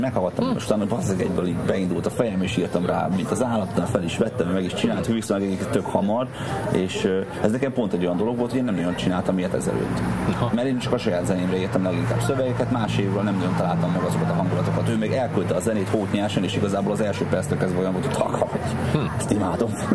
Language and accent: Hungarian; Debrecen, Hajdú-Bihar, Hungary; Új kertben nőttem fel egyébként a Füredin.